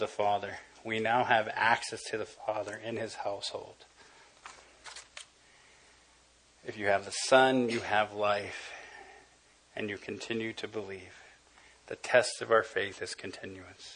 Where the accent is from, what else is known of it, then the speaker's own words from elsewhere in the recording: Los Angeles, California, United States; I grew up in East L.A.